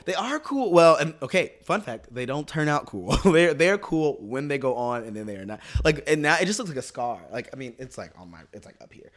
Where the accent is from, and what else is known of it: Kansas City, Missouri, United States; born or raised there; moved away